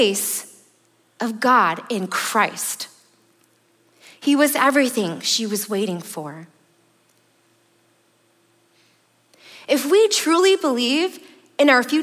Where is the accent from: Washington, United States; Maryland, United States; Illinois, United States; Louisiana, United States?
Illinois, United States; Chicago; I'm from the Chicagoland